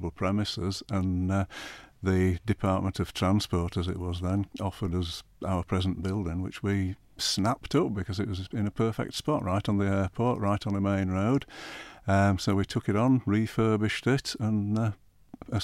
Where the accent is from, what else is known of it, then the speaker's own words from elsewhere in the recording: Yorkshire and the Humber, United Kingdom; moved away as an adult; now in Isle of Man; I'm a Yorkshire lad by birth. Yeah. Ancestors going back to about 1700 in my local village.